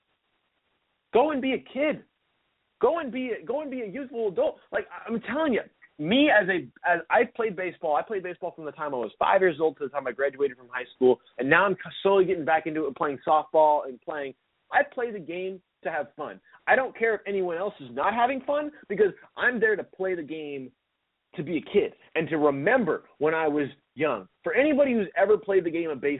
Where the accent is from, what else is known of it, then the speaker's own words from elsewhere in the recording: Seattle, Washington, United States; I grew up in Seattle, I grew up here